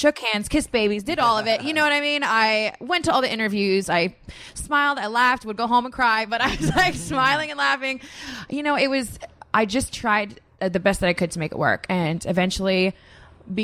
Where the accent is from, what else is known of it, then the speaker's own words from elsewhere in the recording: Canada; moved away; I come from Canada